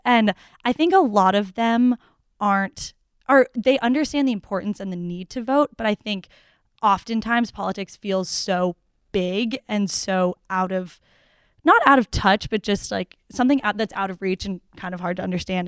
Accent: Newton, Massachusetts, United States; I'm from Newton, Massachusetts

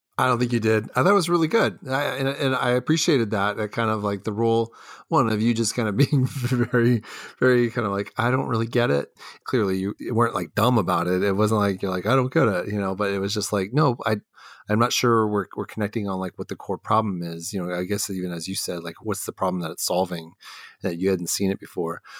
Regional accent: Texas, United States; moved away as an adult; also born or lived in Los Angeles / Argentina; now in Ohio, United States; I grew up in Houston and Dallas

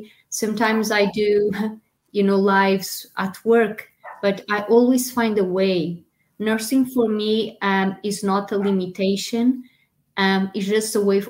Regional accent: Portugal; English is a second language; moved away; being a Portuguese foreign actress

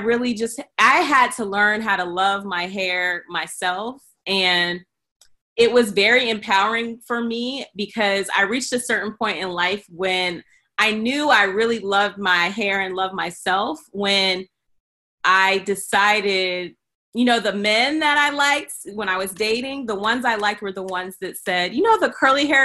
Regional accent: Iowa, United States; moved away as an adult; also born or lived in New York; growing up in Iowa

